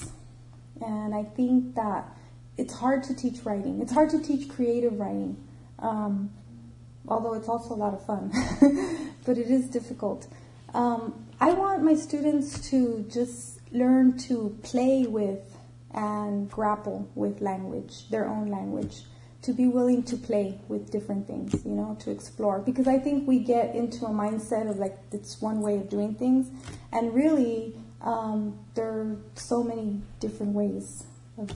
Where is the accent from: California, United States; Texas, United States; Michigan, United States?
California, United States; Los Angeles; I grew up in East LA, and I don't know if you're familiar with East LA, but it's predominantly an immigrant and Mexican American community